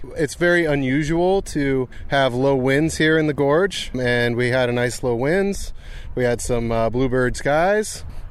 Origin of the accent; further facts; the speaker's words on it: Portland, Oregon, United States; also born or lived in Hood River; I'm from the Portland area, so I would consider this one of my home waters.